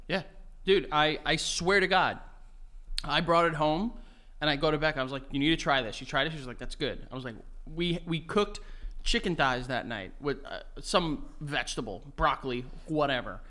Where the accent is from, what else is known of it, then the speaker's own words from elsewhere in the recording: United States; I am American, but I am also of Colombian, Greek, and Egyptian descent